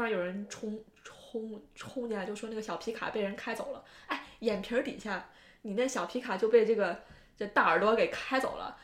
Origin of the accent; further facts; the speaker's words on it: Northwest China, China; 我是西北人，我知道甘肃有多荒凉